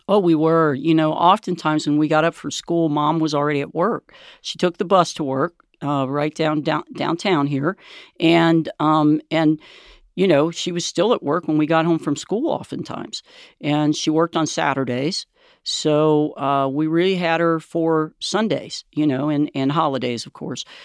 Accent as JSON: {"language": "English", "town": "Cincinnati", "region": "Ohio", "country": "United States", "tie": "born or raised there", "said": "we grew up in Price Hill"}